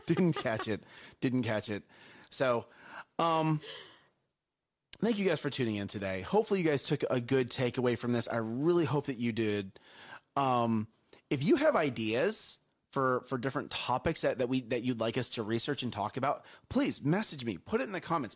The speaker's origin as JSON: {"language": "English", "country": "United States", "said": "I love being American"}